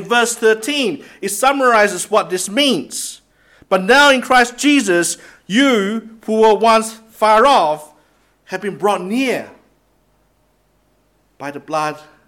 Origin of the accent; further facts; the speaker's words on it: Singapore; moved away; I come from Singapore as well.